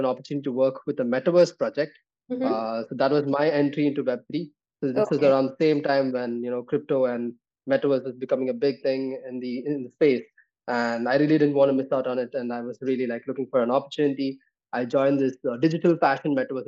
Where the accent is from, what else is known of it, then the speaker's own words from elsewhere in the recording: Bangalore, Karnataka, India; I am actually coming from the Silicon Valley of India, right? I come from Bangalore.